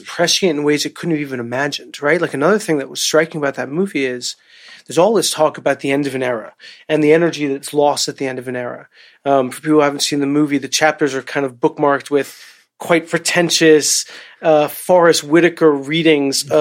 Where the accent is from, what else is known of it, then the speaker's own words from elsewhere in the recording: New York, United States; as a New Yorker